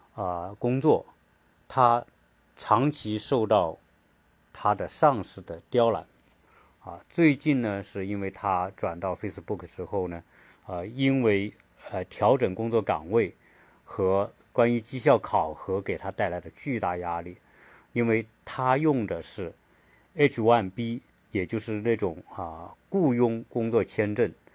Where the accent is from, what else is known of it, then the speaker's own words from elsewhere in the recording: China; now in United States; 我们中国人